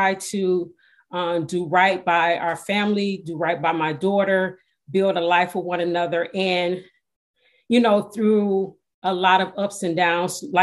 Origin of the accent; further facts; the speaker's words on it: Detroit, Michigan, United States; I was born and raised in Detroit, Michigan